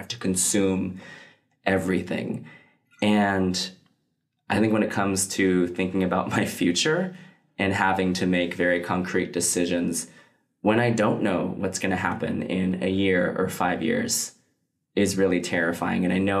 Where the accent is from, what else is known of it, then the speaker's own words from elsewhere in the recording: United States; like I come from, like I'm Chinese American, fourth generation.